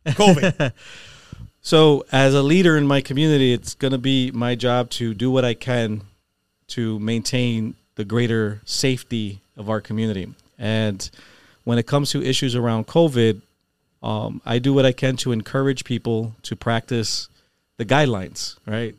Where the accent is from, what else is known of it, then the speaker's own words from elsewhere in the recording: Holyoke, Massachusetts, United States; We grew up poor. We didn't have a lot of money. We grew up in South Holyoke on Summer Street